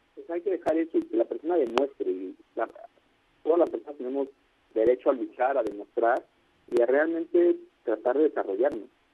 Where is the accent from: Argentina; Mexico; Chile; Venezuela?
Mexico; somos mexicanos todos